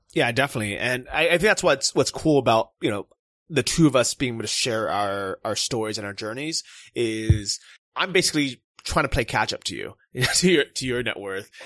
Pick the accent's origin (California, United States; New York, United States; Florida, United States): California, United States; moved away; I'm from California